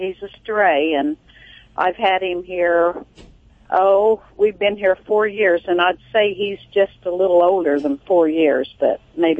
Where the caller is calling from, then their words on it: West Terre Haute, Indiana, United States; I'm calling from West Terre Haute, Indiana.